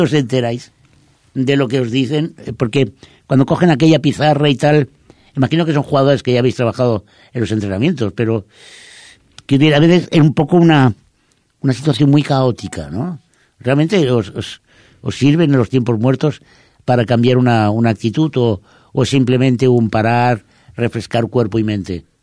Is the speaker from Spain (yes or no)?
yes; Spain; los eh, españoles